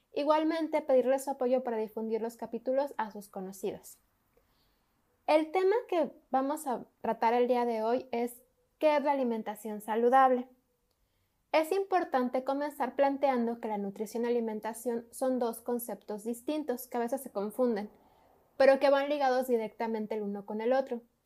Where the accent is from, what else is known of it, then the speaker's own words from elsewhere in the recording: Mexico; nuestra cultura como mexicanos